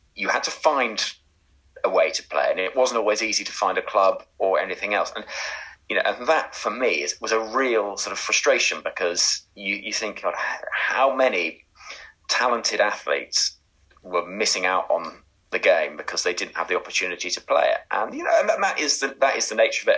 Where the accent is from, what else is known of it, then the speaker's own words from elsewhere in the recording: Oxford, South East England, United Kingdom; I grew up in Oxford